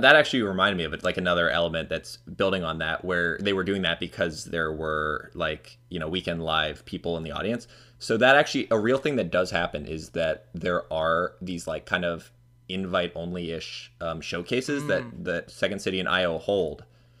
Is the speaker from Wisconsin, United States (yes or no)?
no; Florida, United States; I think that's probably because I'm from Florida, and that's, like, a very common drink here.